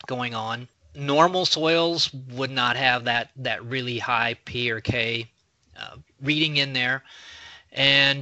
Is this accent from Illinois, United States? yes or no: yes; Mason County, Illinois, United States; where I grew up in Mason County, it was on sand